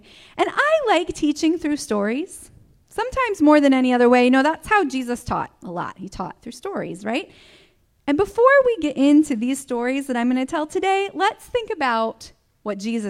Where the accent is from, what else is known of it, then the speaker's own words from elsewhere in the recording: Michigan, United States; I grew up in Michigan, grew up on the ranch, loved my life there for many, many years